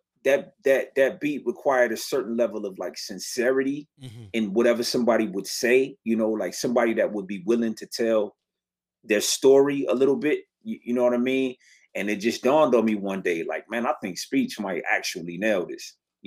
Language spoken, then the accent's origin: English; Detroit, Michigan, United States; I grew up down the street from it. I was born across the street from it